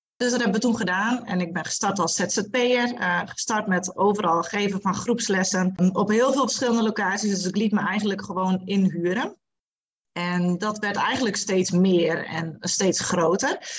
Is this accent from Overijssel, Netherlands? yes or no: no; Friesland, Netherlands; now in Bedum, Netherlands; Ik kom oorspronkelijk uit Friesland, woon sinds eh, nou ja, heel wat jaartjes inmiddels al in beden